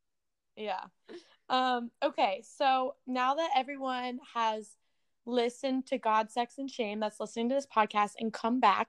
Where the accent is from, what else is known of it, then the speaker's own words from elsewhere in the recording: the South, United States; now in Los Angeles, United States; growing up in the South